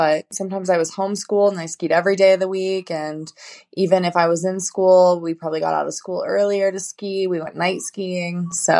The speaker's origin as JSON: {"language": "English", "town": "Park City", "region": "Utah", "country": "United States", "tie": "born or raised there", "said": "I actually grew up in a small town just out of Salt Lake called Park City, Utah. My dad was a big ski bum, essentially, and raised my family there."}